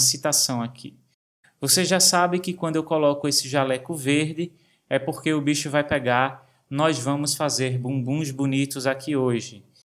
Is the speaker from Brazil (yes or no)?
yes; Brazil; Quando eu era adolescente, eu trabalhava no ramo da confecção na minha cidade natal